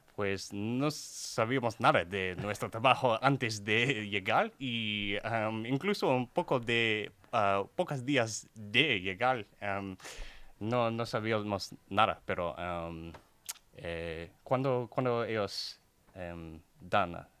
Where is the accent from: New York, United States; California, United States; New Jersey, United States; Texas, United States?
Texas, United States; Houston; Spanish is a second language; soy de Texas, eh, de Houston